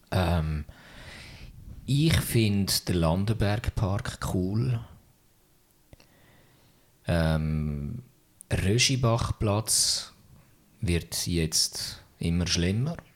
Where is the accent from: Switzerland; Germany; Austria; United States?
Switzerland; Zürich; Ja, ich kann, es ist noch witzig als Zürcher ist alles, was nicht Stadt Zürich ist, ist, ist, ist weit.